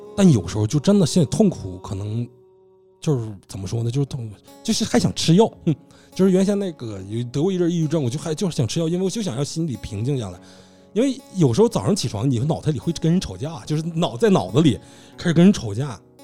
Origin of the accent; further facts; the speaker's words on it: Northeast China, China; moved away as an adult; 我们家乡走得不少人